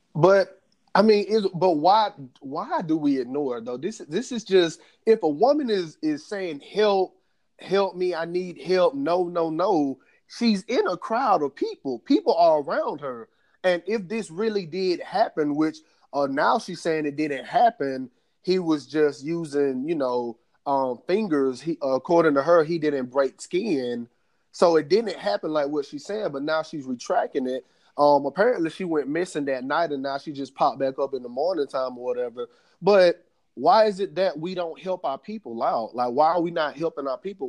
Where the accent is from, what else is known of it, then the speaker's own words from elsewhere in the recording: United States; us as African American men